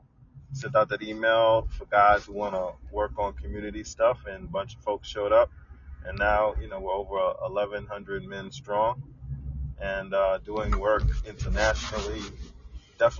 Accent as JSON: {"language": "English", "town": "New York City", "region": "New York", "country": "United States", "tie": "born or raised there", "said": "I'm definitely Brooklyn born, Brooklyn raised, here all my life"}